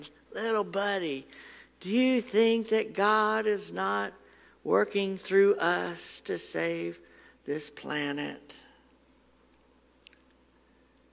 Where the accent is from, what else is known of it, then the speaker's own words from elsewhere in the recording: Huntsville, Alabama, United States; I grew up in Huntsville, and on Governor's Drive, there's a big old church